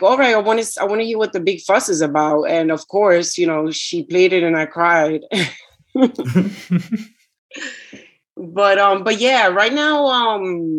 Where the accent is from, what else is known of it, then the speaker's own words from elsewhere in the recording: New York, United States; first language Spanish; also born or lived in Puerto Rico; the street that I grew up on in Washington Heights